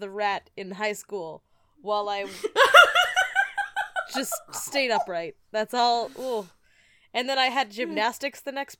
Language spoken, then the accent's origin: English; United States; We're American.